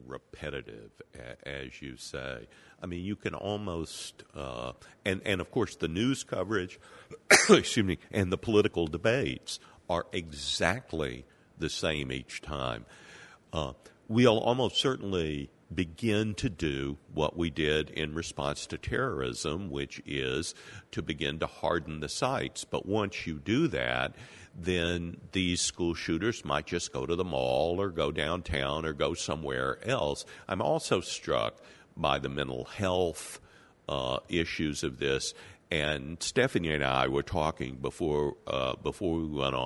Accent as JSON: {"language": "English", "region": "Mississippi", "country": "United States", "tie": "born or raised there", "said": "when I grew up in Mississippi, everybody had access to rifles"}